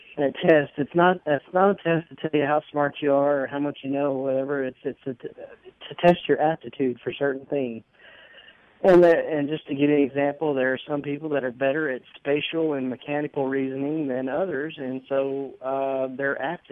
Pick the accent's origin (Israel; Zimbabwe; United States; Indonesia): United States; North Alabama; I grew up in North Alabama